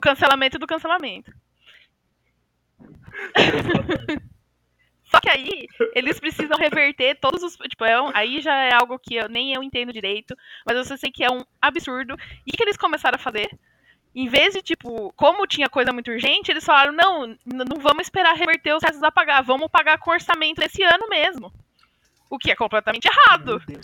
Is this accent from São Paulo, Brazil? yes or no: yes; São Paulo, Brazil; nasci, cresci, vivi a vida inteira em São Paulo, cidade de São Paulo